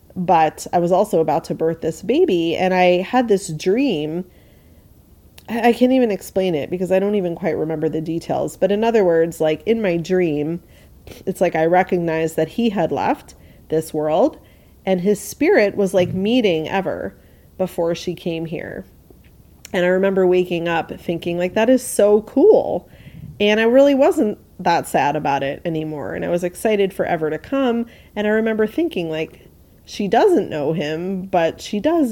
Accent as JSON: {"language": "English", "region": "New York", "country": "United States", "tie": "born or raised there", "said": "I grew up in New York"}